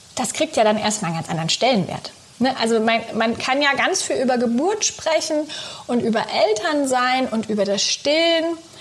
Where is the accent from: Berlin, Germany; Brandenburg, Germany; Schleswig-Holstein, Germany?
Brandenburg, Germany; southern; Ich bin in Südbrandenburg groß geworden, schön auf dem Land